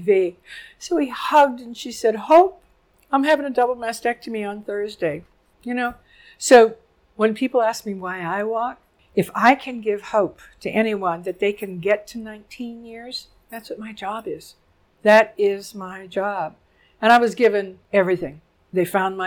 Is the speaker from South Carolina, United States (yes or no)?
no; Harrisburg, Pennsylvania, United States; I'm from Harrisburg, Pennsylvania. So it's central Pennsylvania